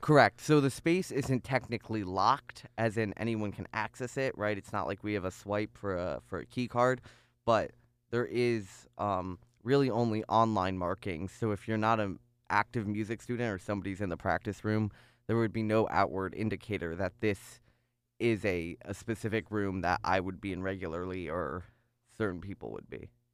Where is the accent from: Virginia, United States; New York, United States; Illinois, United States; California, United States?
Illinois, United States; North Chicago; moved away as an adult; now in Ithaca, United States; I grew up in North Chicago, um, in a very very Jewish area.